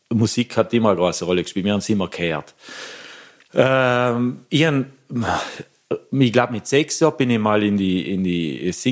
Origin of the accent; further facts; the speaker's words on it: Lengmoos, Trentino-Alto Adige, Italy; das war ein Konzert in der Kommende Lengmoos, also da, wo ich herkomme.